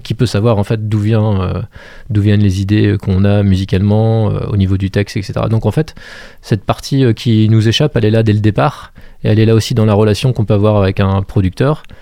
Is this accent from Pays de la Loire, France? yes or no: yes; Montreuil-Bellay, Pays de la Loire, France; moved away as an adult; also born or lived in Angers; je suis originaire de Montreuil-Bellay, dans le sud du, département